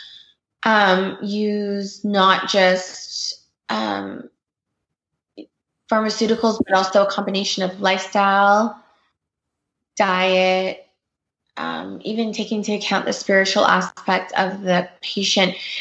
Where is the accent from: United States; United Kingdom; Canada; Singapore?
Canada; I grew up in Canada